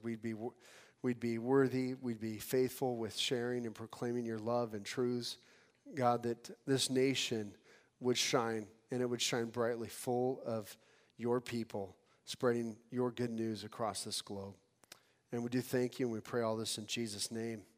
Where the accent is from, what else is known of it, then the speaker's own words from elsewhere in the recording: California, United States; I'm from California.